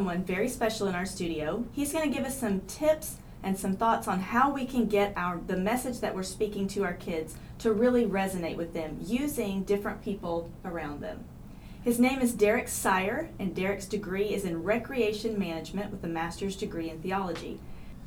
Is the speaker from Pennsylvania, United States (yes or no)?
no; Tulsa, Oklahoma, United States; I grew up in Tulsa